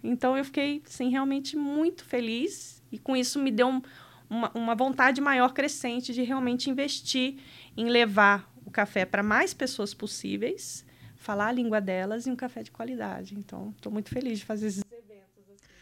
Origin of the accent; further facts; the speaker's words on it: Rio de Janeiro, Brazil; moved away as an adult; also born or lived in Piracicaba; Eu sou original do Rio de Janeiro. É, minha família ainda mora lá. É, mas eu me casei nova, tinha 19 anos e vim morar aqui para Piracicaba